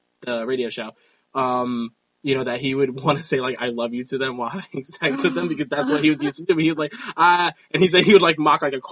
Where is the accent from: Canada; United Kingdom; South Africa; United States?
United States; New York; I'm a New Yorker